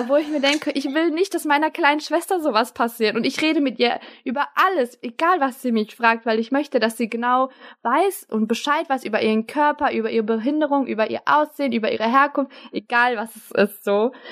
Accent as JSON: {"language": "German", "country": "Germany", "said": "Ich bin für mich deutsch, ich bin auch türkisch"}